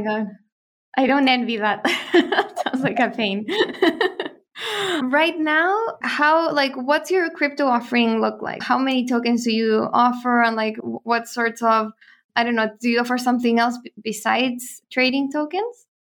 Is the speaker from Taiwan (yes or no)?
no; Chile; we're from Chile, we were there in Chile